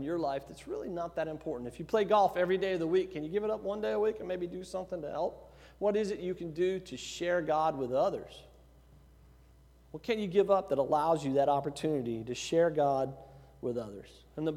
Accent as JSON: {"language": "English", "town": "Giddings", "region": "Texas", "country": "United States", "moved": "yes", "said": "I was from Giddings"}